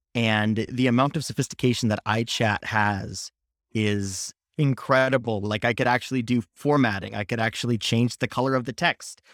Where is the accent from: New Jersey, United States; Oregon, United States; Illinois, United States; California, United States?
California, United States; Palo Alto; I grew up in Palo Alto, California